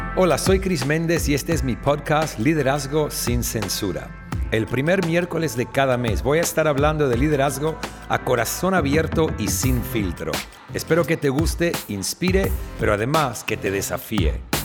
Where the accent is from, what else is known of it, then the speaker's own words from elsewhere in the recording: Argentina; moved away; also born or lived in Australia; soy argentino australiano